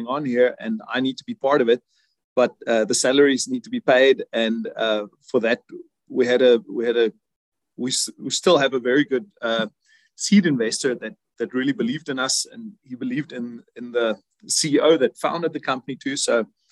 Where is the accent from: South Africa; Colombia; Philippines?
South Africa; now in Germany; I'm originally from South Africa